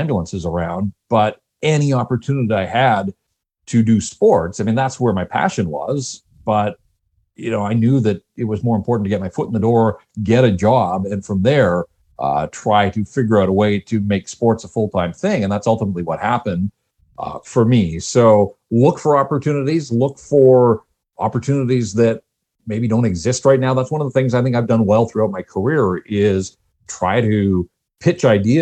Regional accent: North Vancouver, British Columbia, Canada; I'm born and raised in North Vancouver, and so this is home for me

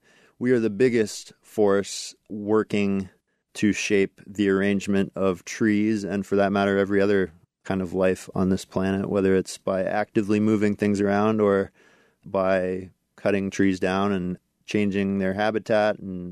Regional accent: Alaska, United States; Yeah, so where I grew up in Alaska, black spruce was kind of characteristic

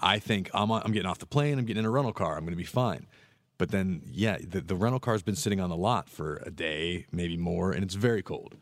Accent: Pittsburgh, Pennsylvania, United States; moved away as an adult; now in Florida, United States; I'm from Pittsburgh. I grew up in the cold

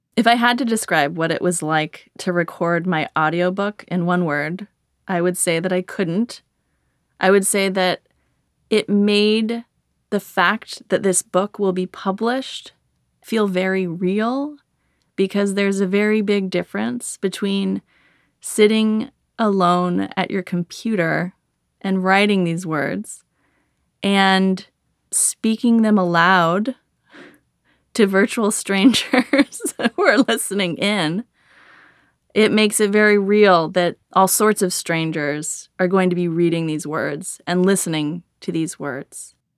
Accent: Berkeley, California, United States; I was raised in Berkeley, California by a pair of pot-smoking hippies.

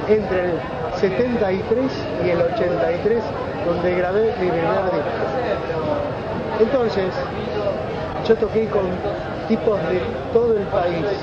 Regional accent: Mar del Plata, Buenos Aires Province, Argentina; moved away as an adult; mi viejo era contador del Banco Nación, y lo transfirieron a Mar del Plata. Y bueno, estuve desde los 5 hasta los 18 sin parar en Mar del Plata, primaria, secundaria.

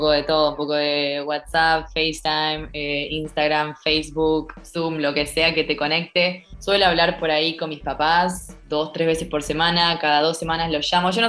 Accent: Argentina; now in Thailand; hay gente de todos lados, pero no hay nadie de Argentina. Yo soy la primera que llegó

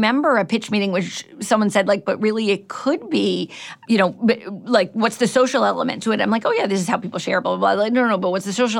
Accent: Cleveland, Ohio, United States

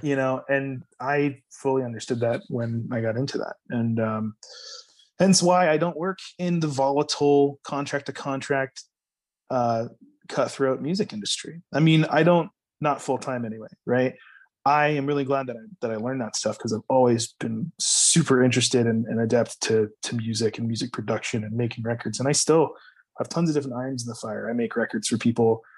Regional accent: High Point, North Carolina, United States; I grew up in High Point, North Carolina, which is the furniture capital of the world

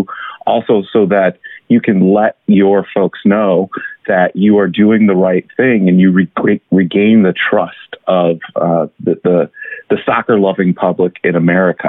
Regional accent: Illinois, United States; I'm from Illinois

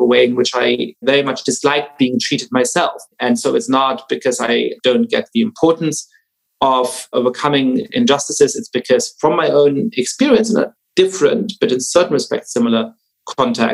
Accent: Germany; I grew up Jewish in Germany

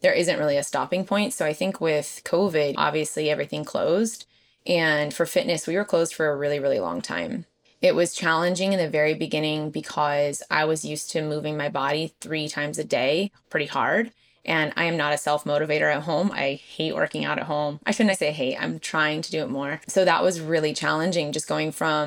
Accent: Southern California, United States; moved away as an adult; I'm from Southern California

